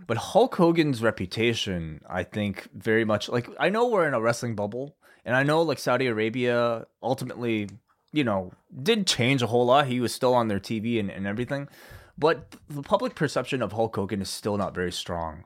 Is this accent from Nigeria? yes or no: no; Canada; the country that I'm from